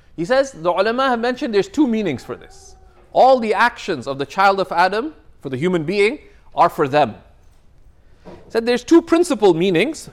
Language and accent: English; Toronto, Ontario, Canada; I come from Toronto